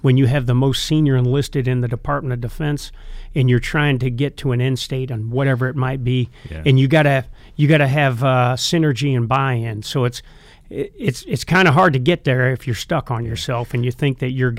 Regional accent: Iowa, United States; I'm being from Iowa, I'm a University of Iowa fan. But all the years I spent at Fort Bragg, I'm also a huge Carolina Panther fan

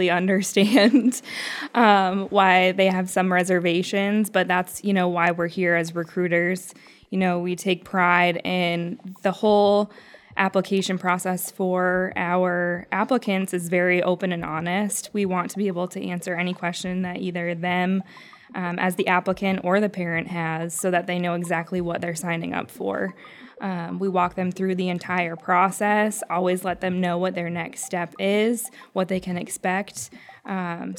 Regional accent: Bangor, Maine, United States; I was born and raised right here in the Bangor area. I went to Old Town High School

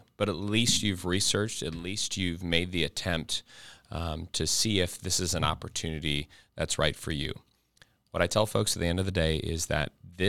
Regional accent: Ohio, United States; I came from Ohio. There's the Ohio Army National Guard.

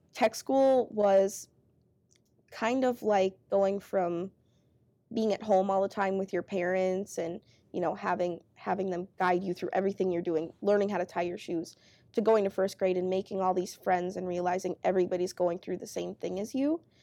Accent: Grove City, Minnesota, United States; moved away as an adult; now in Twin Cities, United States; I grew up in Grove City.

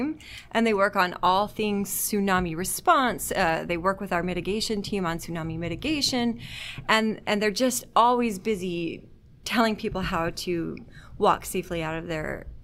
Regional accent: Utah, United States; now in Washington, United States; I am from Utah originally

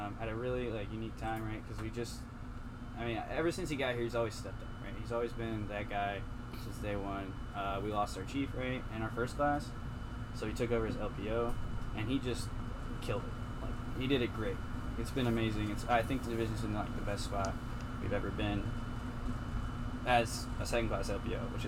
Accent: Indiana, United States; moved away as an adult; I'm from Indiana, and I didn't want to stay in Indiana, right?

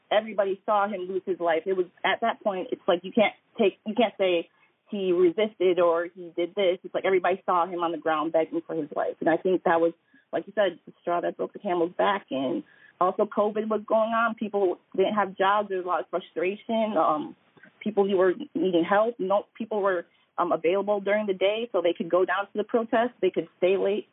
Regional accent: Milwaukee, Wisconsin, United States; now in Minneapolis, United States; I'm not essentially from here, but I'm from Milwaukee

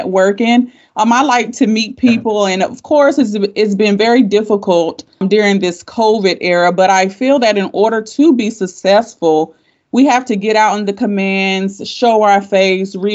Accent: Fayetteville, North Carolina, United States; moved away as an adult; also born or lived in Joint Base Lewis-McChord, Washington; I was born in Fort Bragg, raised in Fayetteville, North Carolina, until I enlisted to the Army

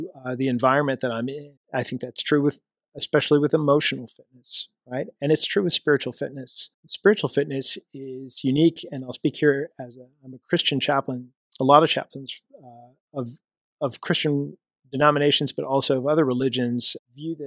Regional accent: Missouri, United States; moved away as an adult; My home state is Missouri, so I was in the Missouri National Guard

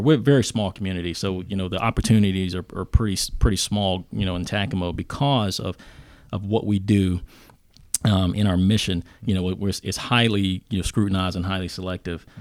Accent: Mount Airy, North Carolina, United States; moved away; I grew up in a very small town in, uh, Mount Airy, North Carolina.

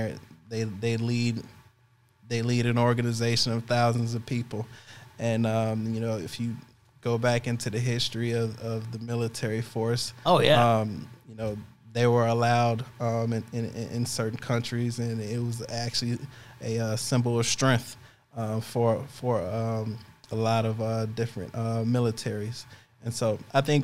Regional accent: Chicago, Illinois, United States; moved away as an adult; I'm leaving my hometown

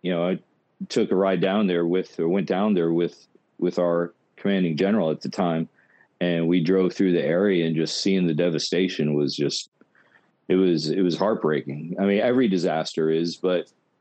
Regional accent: Orange, Texas, United States; I'm from Orange originally, so which is right next to there

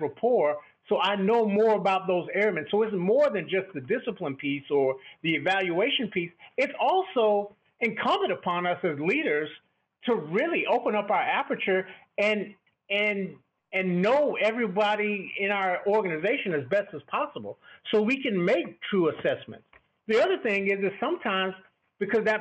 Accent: Texas, United States; growing up in Texas, I have affinity for football

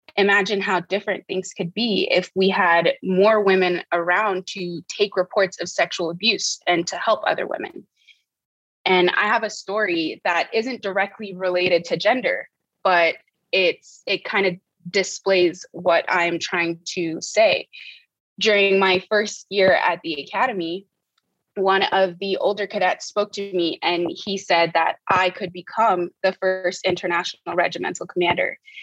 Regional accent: Port-au-Prince, Ouest, Haiti; moved away as an adult; also born or lived in United States; I was born and raised in Port-au-Prince, Haiti

